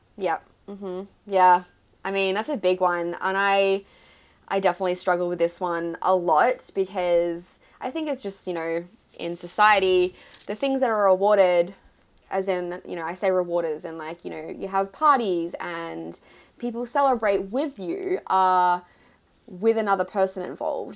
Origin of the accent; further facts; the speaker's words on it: Melbourne, Victoria, Australia; moved away as an adult; now in New York City, United States; I am an Aussie and I live in New York City